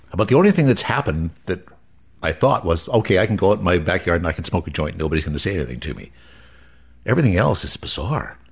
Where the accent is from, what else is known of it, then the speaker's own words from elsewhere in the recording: Nelson, British Columbia, Canada; now in Okanagan, Canada; a guy from Nelson, and often when I tell people I'm from Nelson